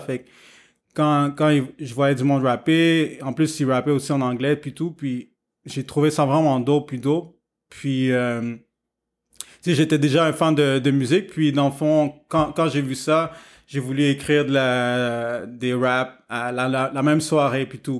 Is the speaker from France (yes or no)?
no; Montreal, Quebec, Canada; je suis né à Montréal, donc ici, c'est un gros melting pot